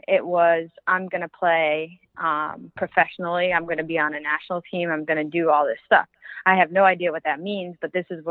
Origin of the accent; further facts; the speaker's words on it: North Haven, Connecticut, United States; I'm from North Haven, Connecticut, and I spent all of my youth playing in the Connecticut